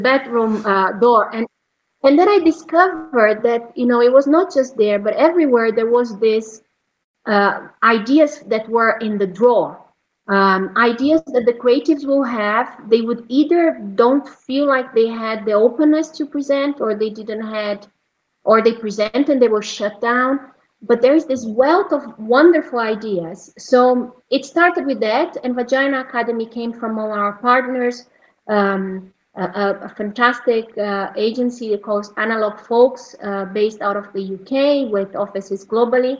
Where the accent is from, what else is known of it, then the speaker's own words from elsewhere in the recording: Brazil; moved away; my home country in Brazil